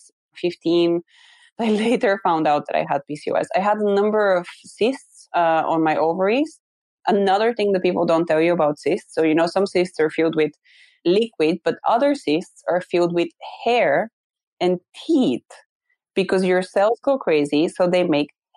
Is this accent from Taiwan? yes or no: no; Bulgaria; moved away; So I'm originally from Bulgaria and Bulgarian